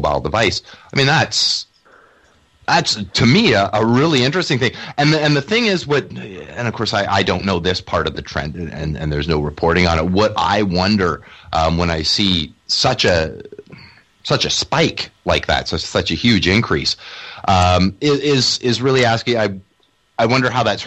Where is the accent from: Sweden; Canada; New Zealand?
Canada; I as a Canadian